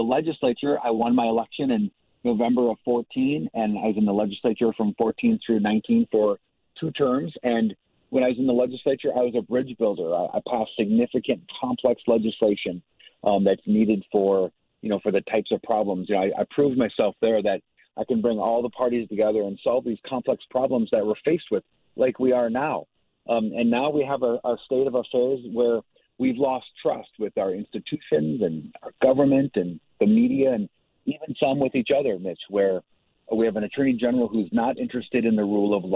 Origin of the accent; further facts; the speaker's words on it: White Bear Lake, Minnesota, United States; I grew up in White Bear Lake